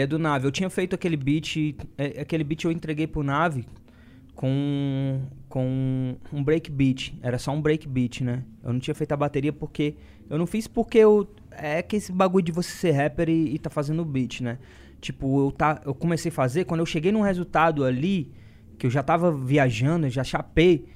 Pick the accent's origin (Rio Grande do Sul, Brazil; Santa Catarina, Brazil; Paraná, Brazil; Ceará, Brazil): Ceará, Brazil; Fortaleza; moved away as an adult; now in São Paulo, Brazil; em Fortal, né? E, porque é, é de onde eu vim